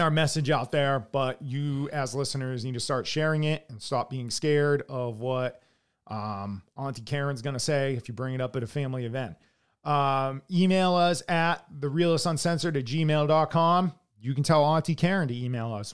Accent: United States

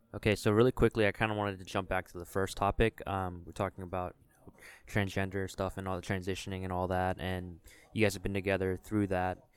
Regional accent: Richmond, Virginia, United States; now in Charlotte, United States; I'm from Richmond, Virginia

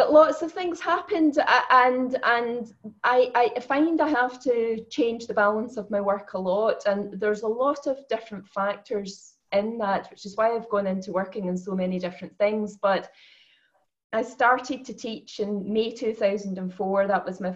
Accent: the west of Scotland, United Kingdom; also born or lived in Edinburgh; I grew up in Scotland, the west of Scotland.

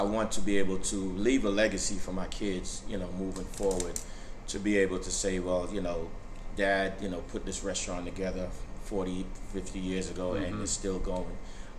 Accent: Brooklyn, New York, United States; now in Sandy Springs, United States; I'm originally from New York. But my origin is Jamaica, West Indies. Born and raised, grew up in Brooklyn, New York.

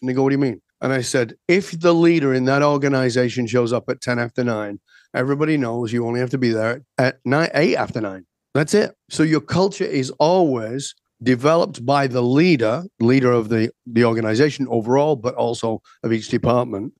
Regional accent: the north of England, United Kingdom; I was born in Northern England and very working class, industrial kind of place

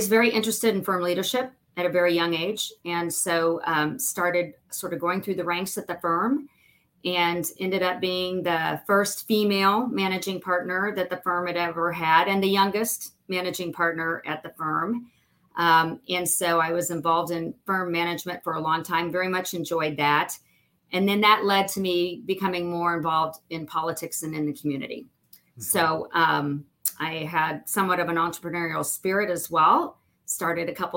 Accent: Indianapolis, Indiana, United States; also born or lived in Noblesville, Indiana / Carmel, Indiana; I grew up in Noblesville, Carmel, and Indianapolis.

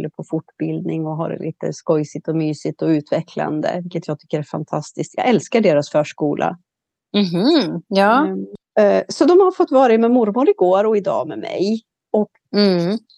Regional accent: Sweden; moved away; also born or lived in Mediterranean area; Nu är jag hemma i Sverige.

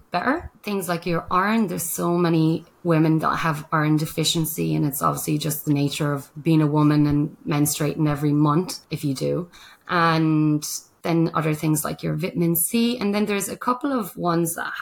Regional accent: Ireland; now in Australia; the Irish person

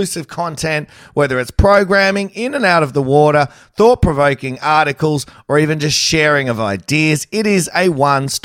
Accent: New South Wales, Australia; I'm from New South Wales

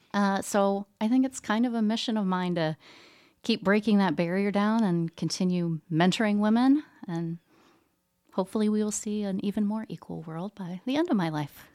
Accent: Southeastern Ohio, United States; moved away as an adult; also born or lived in Danville, Kentucky / Strasbourg, France / Indiana; now in Muncie, United States; I'm actually originally from Southeastern Ohio.

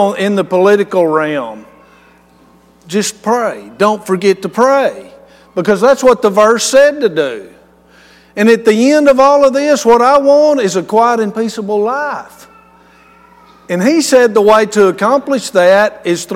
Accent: West Texas, United States; I'm from West Texas

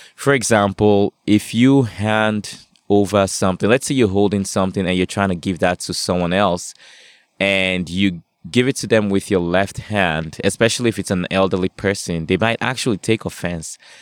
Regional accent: Nigeria; now in Canada; I grew up in Nigeria

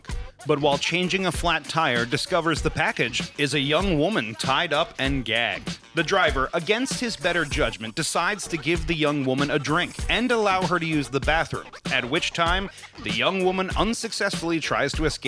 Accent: United States; As an American

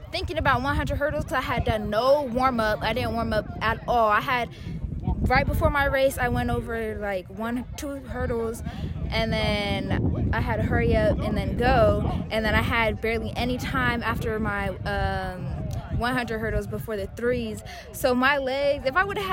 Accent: Long Beach, California, United States; also born or lived in Calabasas; I grew up in Long Beach. I've lived in Long Beach my whole life, minus the year that I lived up in Calabasas

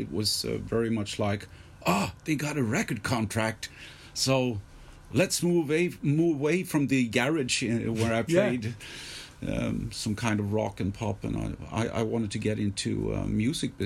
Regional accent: Stockholm, Stockholm County, Sweden; I was born here and I was raised here

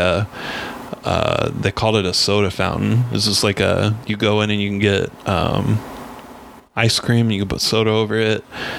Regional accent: Hope, Kansas, United States; also born or lived in Abilene, Kansas; I was born in Abilene, but we moved to Hope, Kansas, and yeah, it's a little town.

